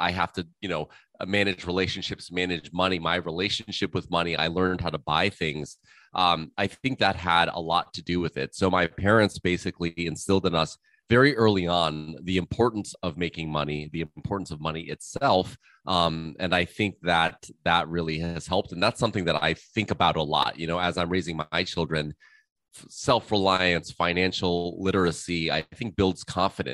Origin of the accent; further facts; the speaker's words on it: Malibu, California, United States; also born or lived in Los Angeles; we moved to Malibu fairly early on when I was around 6 years old. And so I spent my time, you know, kind of growing up in Malibu